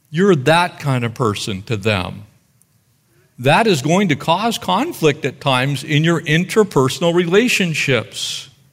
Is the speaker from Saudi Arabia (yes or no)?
no; United States; us as American Christians